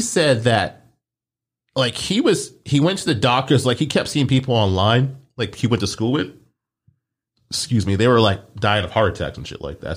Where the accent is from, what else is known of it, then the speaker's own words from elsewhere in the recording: Omaha, Nebraska, United States; moved away; I was born there. I was born in Omaha